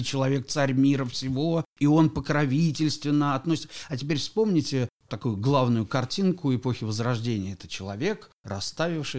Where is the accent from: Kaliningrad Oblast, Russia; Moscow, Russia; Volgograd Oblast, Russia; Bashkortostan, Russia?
Kaliningrad Oblast, Russia; Kaliningrad; я сам родом из Калининграда